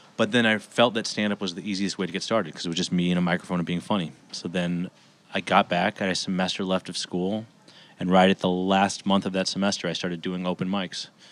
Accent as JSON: {"language": "English", "town": "Los Angeles", "region": "California", "country": "United States", "tie": "born or raised there", "also_born_or_lived": "Bay Area", "said": "I grew up in Los Angeles"}